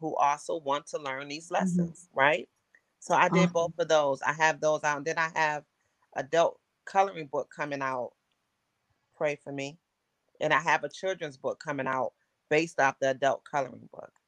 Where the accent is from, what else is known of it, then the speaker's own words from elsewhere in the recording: Buffalo, New York, United States; moved away; I'm from Buffalo, New York